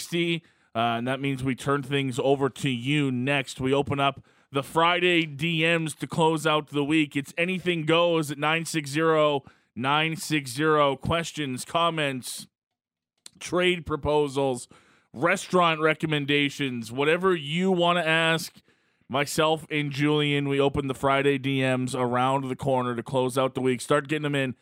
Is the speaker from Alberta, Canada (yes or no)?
yes; Alberta, Canada; I am from Alberta